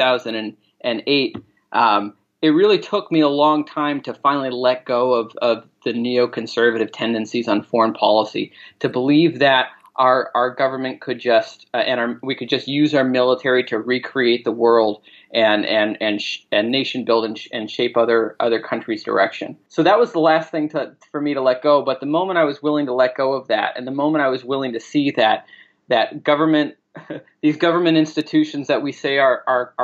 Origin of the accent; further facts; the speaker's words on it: Maine, United States; also born or lived in New York City; my home state of Maine. And I've been there ever since